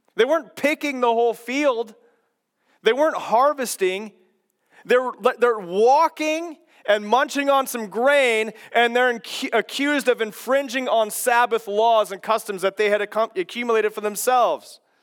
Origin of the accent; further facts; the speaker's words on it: Kansas, United States; moved away; I was born and raised in Kansas